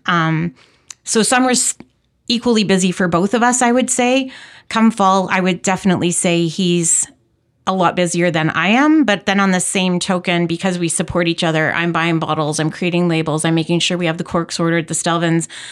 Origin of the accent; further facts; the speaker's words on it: Saskatoon, Saskatchewan, Canada; moved away as an adult; also born or lived in Calgary, Alberta / Chestermere Lake, Alberta; now in Okanagan, Canada; I was born and raised in Saskatoon